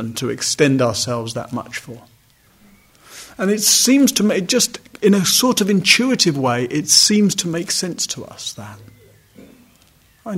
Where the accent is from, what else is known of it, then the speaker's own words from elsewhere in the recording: United Kingdom; I'm male, I'm white, I'm British